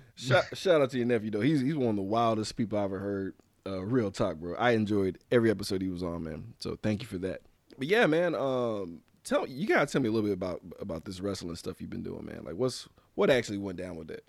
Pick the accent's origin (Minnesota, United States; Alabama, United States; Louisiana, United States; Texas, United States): Louisiana, United States; Louisiana. That's my home state